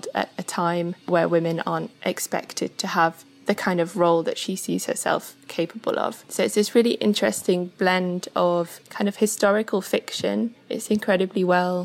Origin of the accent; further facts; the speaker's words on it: Sheffield, Yorkshire and the Humber, United Kingdom; now in Wales, United Kingdom; I am currently based in Wales, but I'm originally from Sheffield.